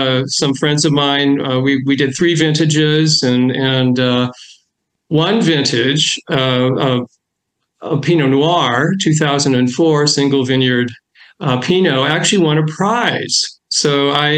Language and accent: English; Seattle, Washington, United States; moved away as an adult; I grew up in Seattle back in the early days before Microsoft and tech and all